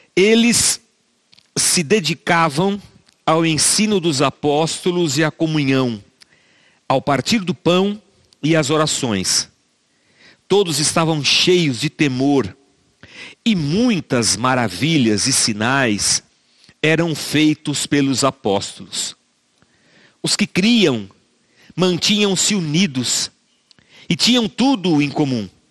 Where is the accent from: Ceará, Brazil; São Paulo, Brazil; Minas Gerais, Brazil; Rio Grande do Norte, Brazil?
Minas Gerais, Brazil; Barbacena; moved away; Quando eu era criança pequena lá em Barbacena, eu cresci numa igreja